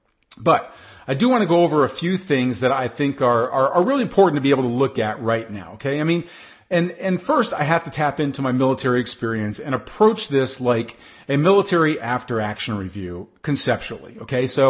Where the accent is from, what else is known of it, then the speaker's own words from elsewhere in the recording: United States; I'm speaking right now as an American